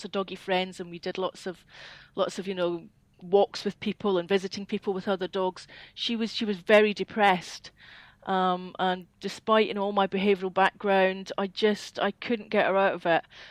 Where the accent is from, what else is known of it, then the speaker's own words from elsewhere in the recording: Scotland, United Kingdom; accent: Scottish; moved away as an adult; now in Peterborough, United Kingdom; I am Scottish